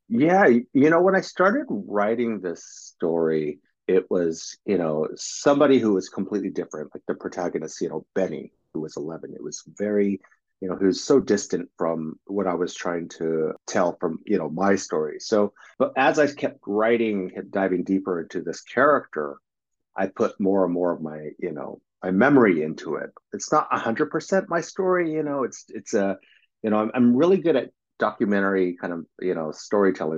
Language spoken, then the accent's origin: English; California, United States; I grew up in California